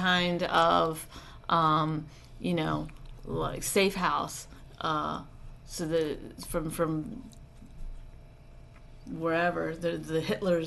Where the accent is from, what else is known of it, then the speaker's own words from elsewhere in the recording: Canada; moved away; I'm Canadian